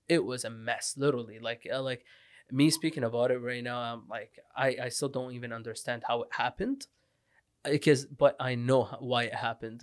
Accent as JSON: {"language": "English", "country": "Lebanon", "tie": "born or raised there", "also_born_or_lived": "Iraq / Syria / Canada", "second_language": "English", "moved": "yes", "said": "I was born in Iraq, grew up Syria and Lebanon"}